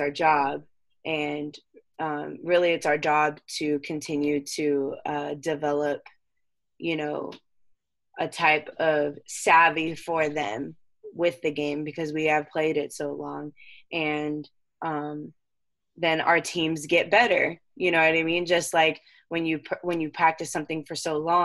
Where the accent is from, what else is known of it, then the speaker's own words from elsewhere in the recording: Temecula, California, United States; also born or lived in San Diego / Holland; I was born in San Diego and I grew up in Temecula